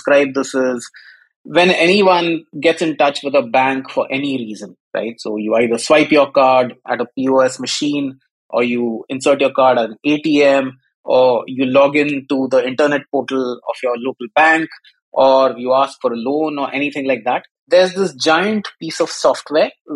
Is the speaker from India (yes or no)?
yes; India; moved away as an adult; also born or lived in Africa / Malaysia / Singapore / United Kingdom; now in London, United Kingdom; Grew up in India, so I am Indian by ethnicity, but I've lived all over the world.